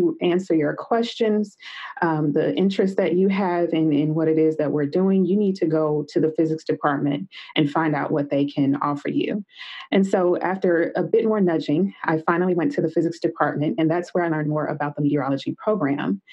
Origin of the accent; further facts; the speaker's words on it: Meridian, Mississippi, United States; I grew up in Meridian, Mississippi